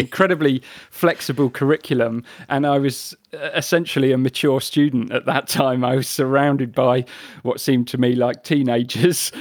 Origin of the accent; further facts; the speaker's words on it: the Midlands, England, United Kingdom; moved away as an adult; also born or lived in Brighton; growing up in the Midlands, uh, in the early nineties